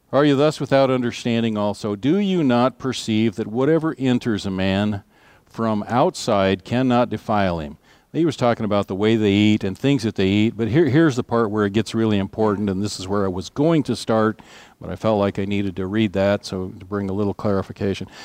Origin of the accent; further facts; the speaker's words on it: United States; our rights as United States citizens